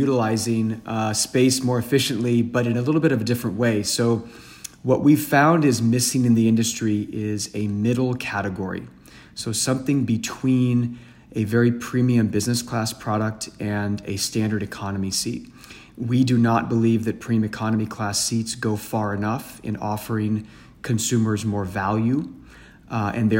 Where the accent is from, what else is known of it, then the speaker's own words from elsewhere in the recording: San Francisco, California, United States; I'm originally from San Francisco, California